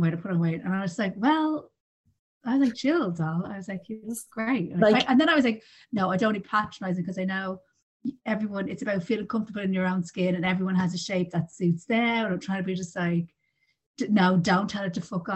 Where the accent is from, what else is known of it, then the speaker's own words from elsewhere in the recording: Ireland; we're the Irish family